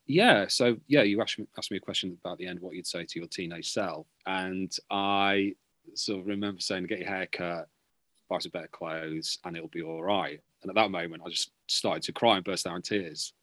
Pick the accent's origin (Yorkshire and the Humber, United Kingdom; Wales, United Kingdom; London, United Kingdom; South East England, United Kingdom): Yorkshire and the Humber, United Kingdom; Beverley; moved away; I'm from Beverley, just outside Hull, a town outside Hull